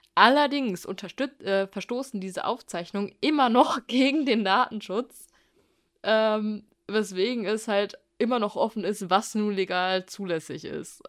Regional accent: Germany; bei uns in Deutschland

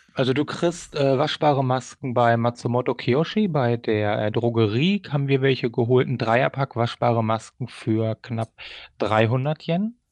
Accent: Germany; also born or lived in Sumida, Tokyo, Japan; now in Tokyo, Japan; wir kommen halt aus Deutschland

